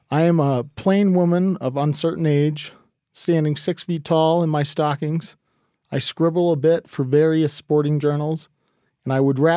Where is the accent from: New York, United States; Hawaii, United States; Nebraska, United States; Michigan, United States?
Michigan, United States; Yeah, I'm from Michigan.